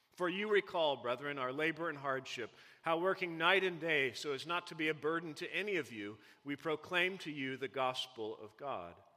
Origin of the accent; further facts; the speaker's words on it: Missouri, United States; I, I grew up in Missouri.